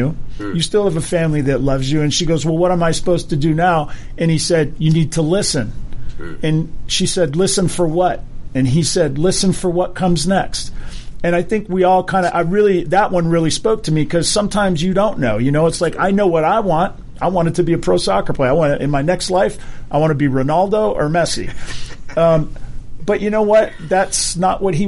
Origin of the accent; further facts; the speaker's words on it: Hawaii, United States; I grew up in Hawaii